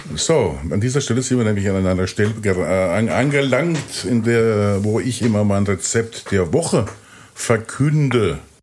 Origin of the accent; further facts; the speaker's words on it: Pirmasens, Rhineland-Palatinate, Germany; in Pirmasens, wo ich herkomme